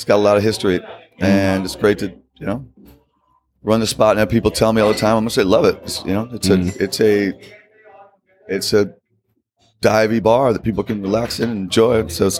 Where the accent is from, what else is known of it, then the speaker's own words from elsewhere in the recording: St. Louis, Missouri, United States; moved away as an adult; also born or lived in New Orleans, Louisiana; now in San Francisco, United States; I'm originally from St. Louis, Missouri. I went to school in New Orleans. I came out here. I graduated graduate school. That was in 1994.